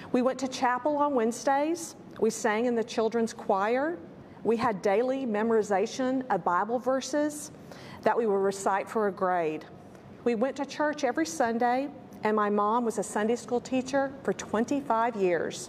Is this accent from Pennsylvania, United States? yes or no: no; San Antonio, Texas, United States; I was born in San Antonio of much older parents.